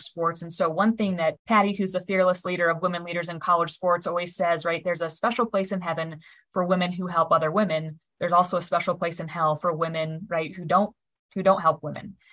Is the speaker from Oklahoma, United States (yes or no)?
no; Nebraska, United States; I was born and raised in Nebraska